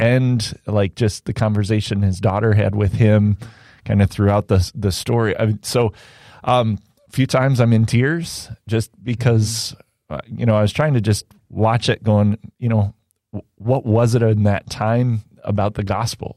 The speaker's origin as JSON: {"language": "English", "region": "Indiana", "country": "United States", "tie": "born or raised there", "said": "I grew up in Indiana"}